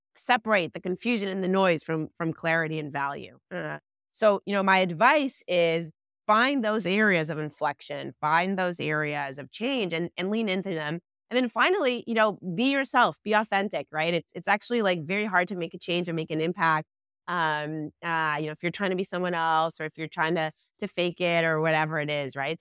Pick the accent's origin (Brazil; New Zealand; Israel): Israel; moved away; I was born and raised in Israel